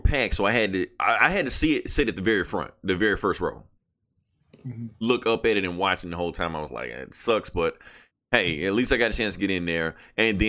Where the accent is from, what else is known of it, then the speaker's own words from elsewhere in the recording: Mississippi, United States; I'm from Mississippi